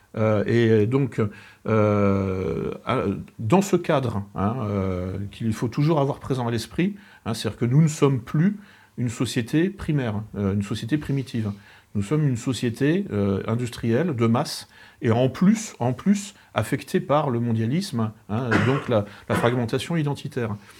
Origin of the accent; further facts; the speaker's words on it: France; en tant que Français